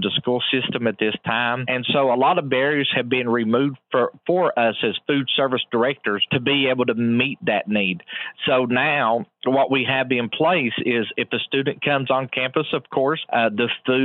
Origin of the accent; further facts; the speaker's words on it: Man, West Virginia, United States; now in Glen Fork, United States; I grew up in Mann, West Virginia.